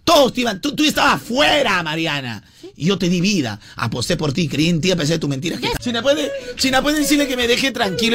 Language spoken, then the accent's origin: Spanish; Peru; nosotros como peruanos